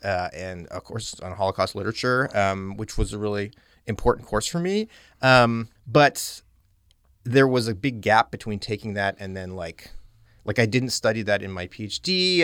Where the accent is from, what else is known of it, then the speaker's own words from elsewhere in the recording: Calgary, Alberta, Canada; moved away as an adult; also born or lived in Halifax, Nova Scotia / London, Ontario; I'm from Western Canada, I'm from Calgary, Alberta